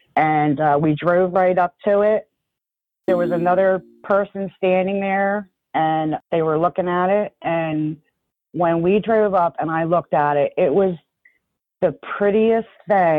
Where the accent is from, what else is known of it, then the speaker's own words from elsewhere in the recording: Roebling, New Jersey, United States; I was born and raised in New Jersey. I actually grew up in a historic town named Roebling. And Roebling was built around the Roebling Steel Mill. And my whole family worked there.